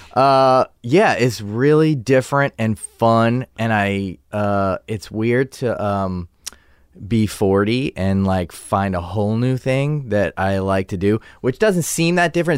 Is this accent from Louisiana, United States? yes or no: yes; New Orleans, Louisiana, United States; We grew up in New Orleans